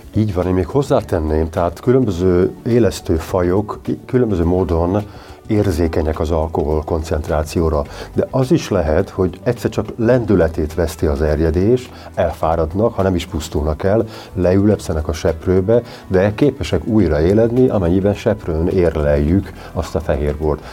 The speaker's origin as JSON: {"language": "Hungarian", "town": "Eger", "region": "Heves", "country": "Hungary", "said": "Egerből jövök"}